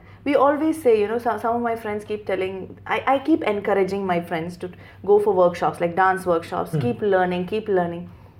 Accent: Dubai, United Arab Emirates; Since I was born and brought up in Dubai, the inclination is always for Dubai.

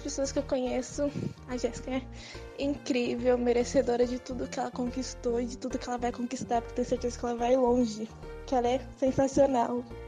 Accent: Sorocaba, São Paulo, Brazil; eu vim de Sorocaba, nasci aqui em Sorocaba mesmo

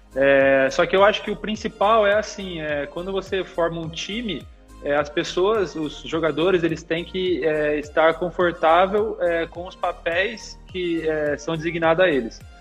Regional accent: Limeira, São Paulo, Brazil; also born or lived in Catanduva; eu sou nascido em Catanduva, mas eu nunca morei lá, né, propriamente dito. Meu pai jogava basquete, e profissionalmente, e ele jogava no time aqui de Limeira, que é a cidade que eu, que eu sempre morei

